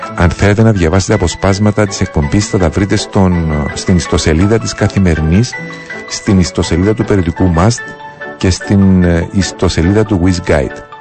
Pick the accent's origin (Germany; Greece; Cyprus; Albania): Cyprus; Πληρότητα και περηφάνεια για τον τόπο μου